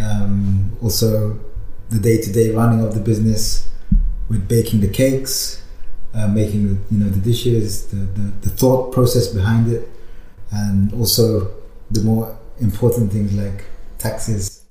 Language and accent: English; London, United Kingdom; moved away as an adult; now in Berlin, Germany; I was born in London. I'm from London